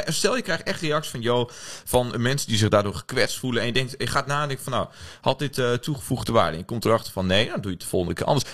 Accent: Oldebroek, Gelderland, Netherlands; moved away as an adult; now in Amsterdam, Netherlands; Ik kom uit, uh, uit Oldebroek. Ik weet niet of je weet waar dat ligt. Eh, in de buurt bij Zwolle. ik studeer hier in Amsterdam.

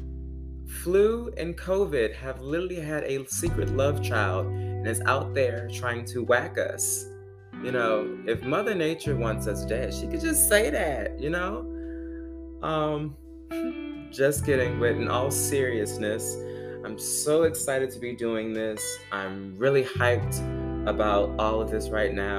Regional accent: Baton Rouge, Louisiana, United States; moved away as an adult; now in Stone Mountain, United States; I am originally from Baton Rouge, Louisiana

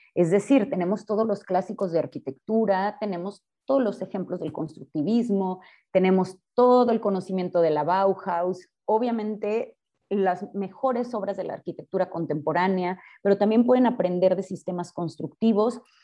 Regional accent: Guadalajara, Jalisco, Mexico; yo soy de Guadalajara, yo estudié acá en el ITESO

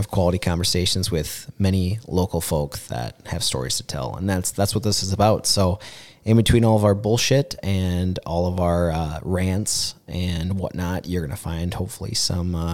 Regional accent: Mankato, Minnesota, United States; I'm a Mankato boy, and grew up on 325 Van Brunt Street, right down by Mankato West.

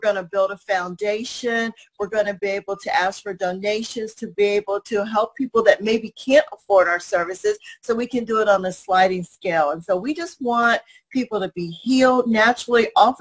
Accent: Cincinnati, Ohio, United States; now in Springfield, United States; I am from Cincinnati, Ohio, but I live in Springfield, Missouri

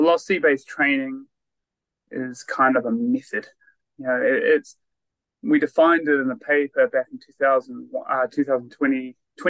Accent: Christchurch, Canterbury, New Zealand; moved away as an adult; also born or lived in Otago / Wollongong, Australia / Perth, Australia; I am originally from New Zealand or Aotearoa, born and bred in Christchurch

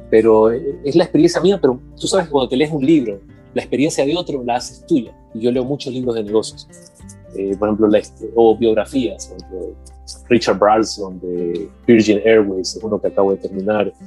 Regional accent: Guatemala; Cuando tú eres de Guatemala, y porque soy guatemalteco, tengo que pensar así, no.

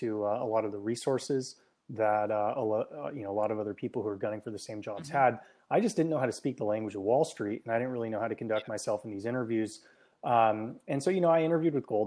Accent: San Francisco Bay Area, California, United States; also born or lived in Hong Kong; I grew up in the San Francisco Bay Area

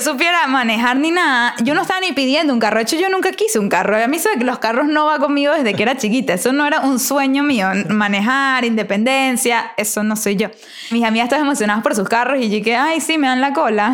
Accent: Venezuela; como buena venezolana

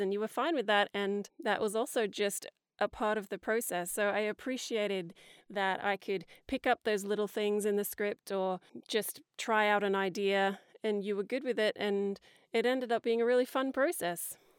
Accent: Hawkesbury area, near Sydney, New South Wales, Australia; now in Woodstock, Australia; Yes, I'm from Australia. I grew up in a little area not far from Sydney called the Hawkesbury area.

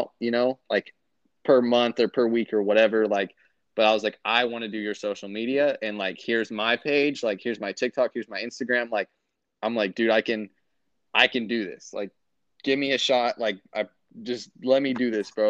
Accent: United States; moved away as an adult; now in Kansas City, United States; It's like 45 to like 50 minutes away from, like, my hometown up to downtown Kansas City

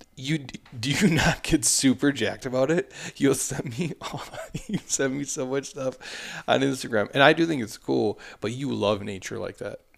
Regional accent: United States; I grew up on the Mississippi River

